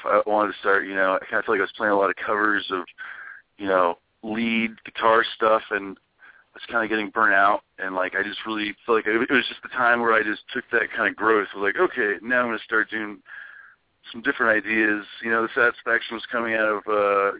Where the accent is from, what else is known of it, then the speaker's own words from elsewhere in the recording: Ohio, United States; moved away; it's my home state, and I have a lot of support there.